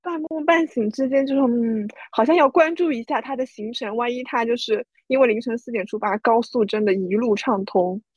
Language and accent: Chinese; Taizhou, Zhejiang, China; 因为年糕也是我们台中人很喜欢吃的东西